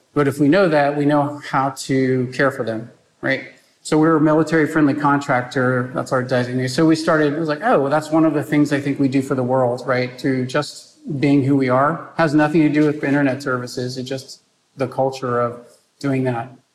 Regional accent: San Antonio, Texas, United States; I grew up in San Antonio, Texas. I'm a fourth generation San Antonian.

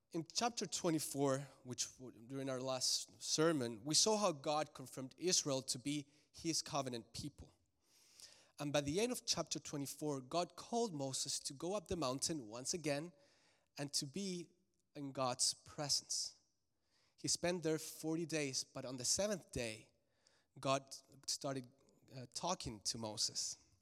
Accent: Santiago, Santiago Metropolitan Region, Chile; now in Charlotte, United States; I was raised in Santiago de Chile, which is the capital, and it's a huge city, about six million people.

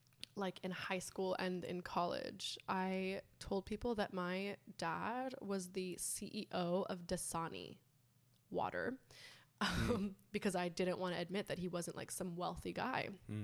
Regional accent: French Polynesia; born there; I was born in Tahiti. My biological father passed away when I was 6 months old.

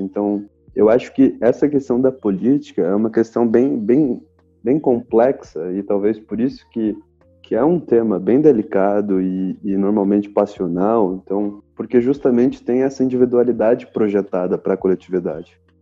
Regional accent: Brazil; somos brasileiros

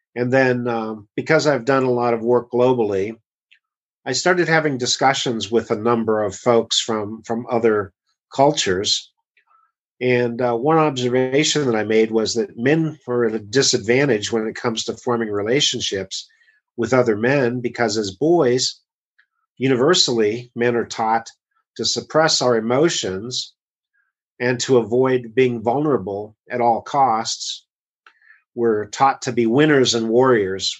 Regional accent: United States; as an American

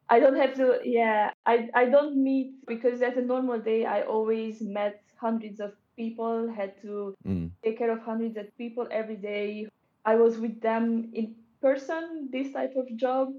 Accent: Hungary; moved away as an adult; also born or lived in United Kingdom; now in Berlin, Germany; I am from Hungary. I moved to the UK as soon as I finished high school when I was 18.

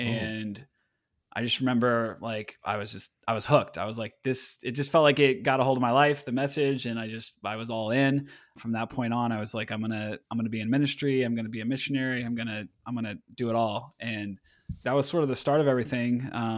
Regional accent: Portland, Oregon, United States; joke that I was like born in the back pew of the church. I mean, because the small Baptist church that I grew up in Oregon here in Portland area, you know, my great grandmother was a founding member

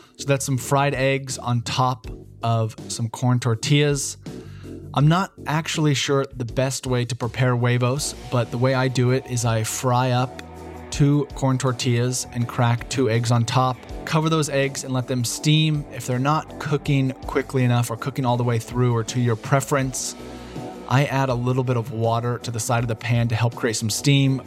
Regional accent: Bend, Oregon, United States; my hometown stage race, the Cascade Cycling Classic

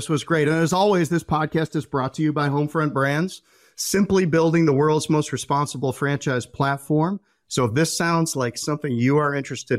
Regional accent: North Carolina, United States; you were working out here right in Cornelius, North Carolina, right near my hometown.

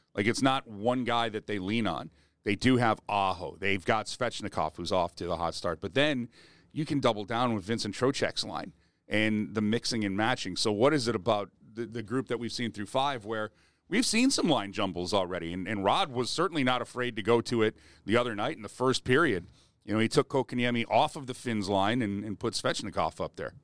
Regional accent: Edmonton, Alberta, Canada; moved away; also born or lived in Sylvan Lake; a Sylvan Lake guy growing up in Edmonton

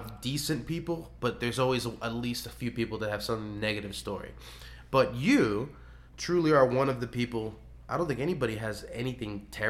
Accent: South Florida, United States; moved away; Because I was born and raised in South Florida

